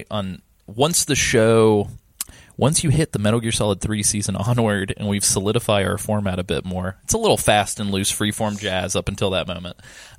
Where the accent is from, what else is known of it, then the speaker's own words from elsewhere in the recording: Southeast, United States; Growing up in the Southeast